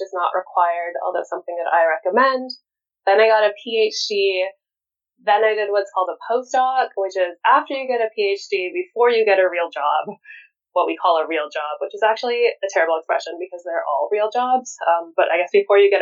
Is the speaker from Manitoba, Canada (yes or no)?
yes; Winnipeg, Manitoba, Canada; moved away as an adult; I actually got to come back to Winnipeg, which is where I'm from, to actually work at a university in my hometown